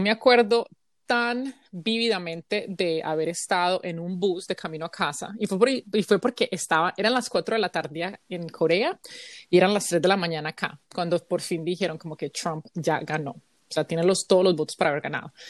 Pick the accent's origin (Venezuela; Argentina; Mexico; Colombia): Colombia; moved away as an adult; now in United States